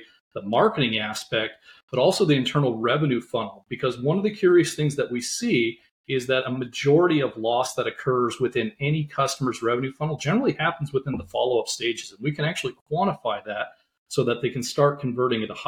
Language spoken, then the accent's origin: English; Montana, United States; growing up in Montana